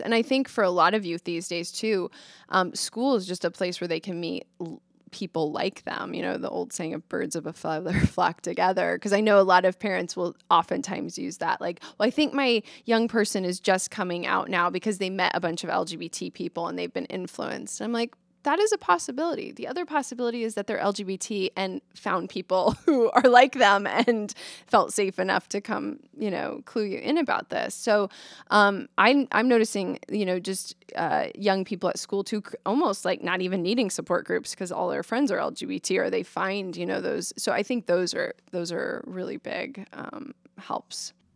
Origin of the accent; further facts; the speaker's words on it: Omaha, Nebraska, United States; I grew up in Omaha